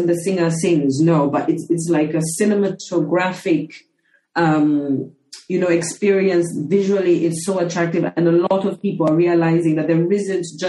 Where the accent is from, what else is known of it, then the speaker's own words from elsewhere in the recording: Zambia; growing up in Zambia